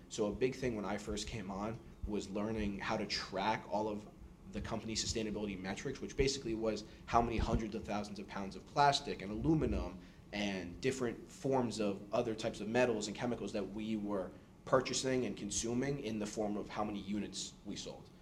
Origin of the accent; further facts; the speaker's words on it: New York City, New York, United States; moved away as an adult; now in Boston, United States; born and raised in New York City, came to Boston for school.